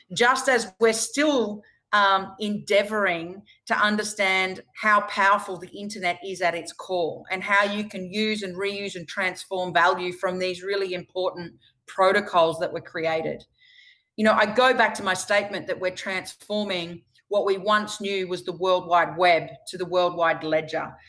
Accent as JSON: {"language": "English", "region": "Queensland", "country": "Australia", "tie": "born or raised there", "said": "right here in my home state in Queensland"}